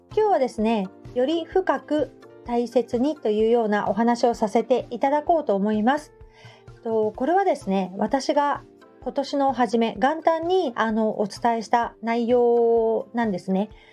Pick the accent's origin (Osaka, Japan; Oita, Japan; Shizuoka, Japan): Shizuoka, Japan; Hamamatsu; 地元浜松